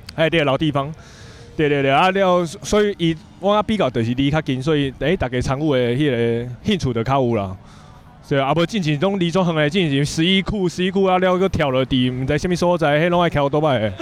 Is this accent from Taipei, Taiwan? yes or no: no; Tainan, Taiwan; 我本身台南人